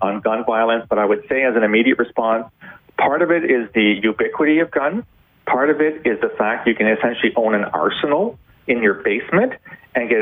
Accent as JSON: {"language": "English", "country": "Canada", "said": "a Canadian who has many American friends"}